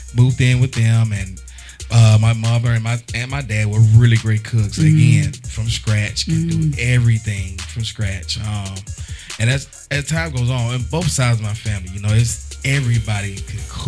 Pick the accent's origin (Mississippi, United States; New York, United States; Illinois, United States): Mississippi, United States; I am from Mississippi. I'm a country-born, country-bred young man. I was raised on a farm, raised in the backwoods, raised in the country